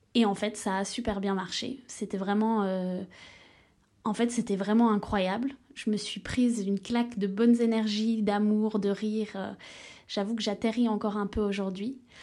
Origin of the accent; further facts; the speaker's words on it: Switzerland; now in Brussels, Belgium; je suis suisse mais vis à Bruxelles.